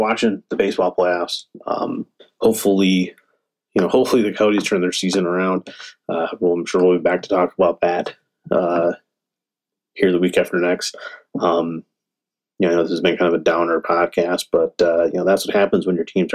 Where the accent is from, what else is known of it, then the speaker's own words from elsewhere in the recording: Michigan, United States; now in Arizona, United States; I grew up in Michigan, so I'm a Michigan fan